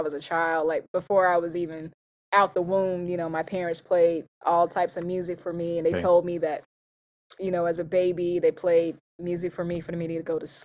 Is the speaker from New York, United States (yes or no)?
no; Pleasant Grove, North Carolina, United States; also born or lived in Burlington, North Carolina; I'm born and raised North Carolina, a little country area, considered very rural, called Pleasant Grove.